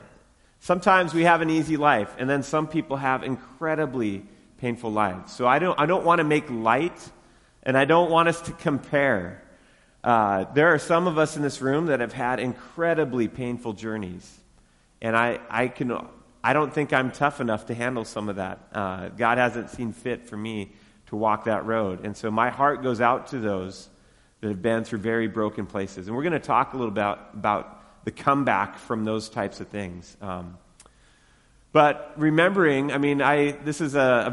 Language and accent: English; Western Washington, United States; moved away; I grew up in Western Washington